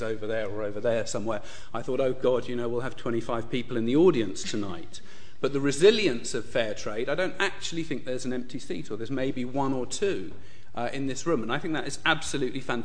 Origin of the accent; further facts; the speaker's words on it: Uganda; moved away; also born or lived in United Kingdom; I was born in Uganda, and then I studied here in the UK. And then a little while after graduating, in 1988, I returned to Uganda